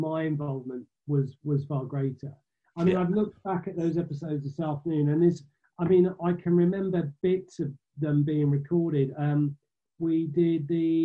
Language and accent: English; Essex, East of England, United Kingdom; I grew up in Essex